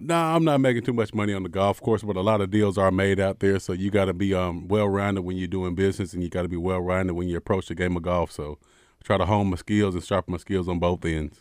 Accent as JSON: {"language": "English", "region": "Arkansas", "country": "United States", "said": "I'm from Arkansas."}